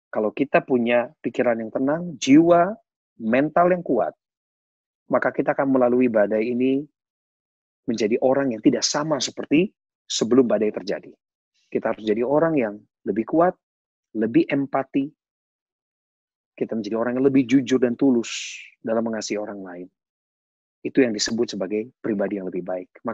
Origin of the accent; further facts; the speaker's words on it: West Java, Indonesia; born there; Dan saya percaya meskipun saya dilahirkan di Jawa Barat